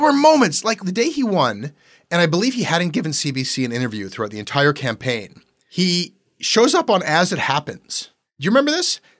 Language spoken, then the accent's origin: English; Toronto, Ontario, Canada